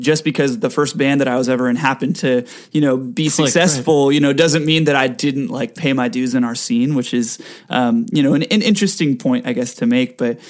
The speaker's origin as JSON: {"language": "English", "town": "Rancho Santa Margarita", "region": "California", "country": "United States", "tie": "born or raised there", "lives_now": "Los Angeles, United States", "said": "Yeah, born and raised. I was born at the Mission Viejo Hospital."}